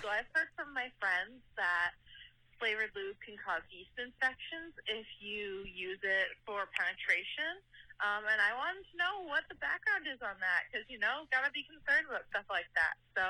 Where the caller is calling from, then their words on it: Rhode Island, United States; I'm calling from Rhode Island